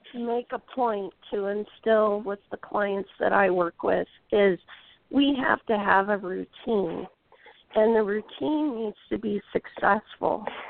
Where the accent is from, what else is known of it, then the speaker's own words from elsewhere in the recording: Indiana, United States; I'm from Indiana